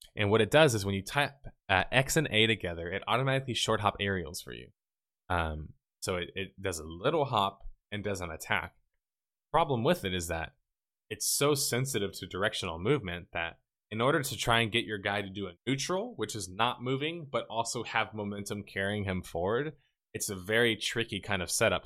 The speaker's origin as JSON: {"language": "English", "region": "the South", "country": "United States", "said": "I'm from the South"}